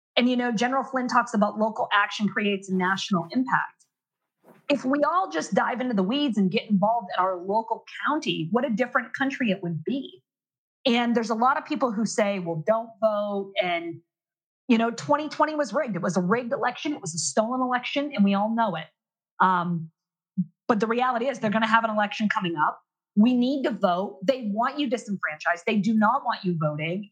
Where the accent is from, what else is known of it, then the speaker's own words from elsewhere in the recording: Maine, United States; I'm from Maine